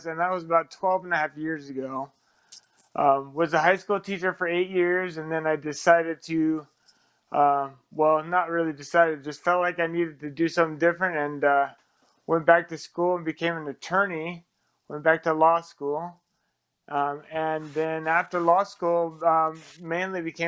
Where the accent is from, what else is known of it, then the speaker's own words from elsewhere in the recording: Seattle, Washington, United States; moved away; also born or lived in Arizona / Utah; I'm originally from Seattle, but then I went to high school in Arizona